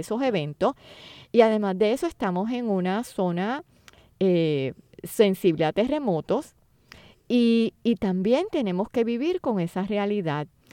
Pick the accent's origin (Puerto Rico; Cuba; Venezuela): Puerto Rico; Como puertorriqueños